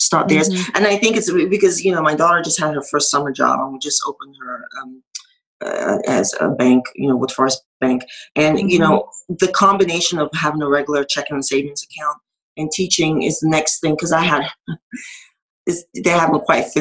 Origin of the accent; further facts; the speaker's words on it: Nigeria; now in United States; I'm from Nigeria